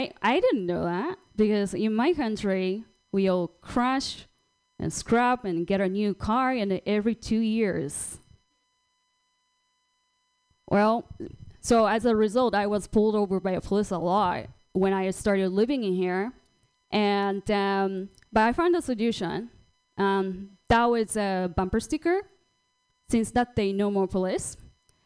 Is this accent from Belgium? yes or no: no; Japan; English is a second language; now in United States; I'm from Japan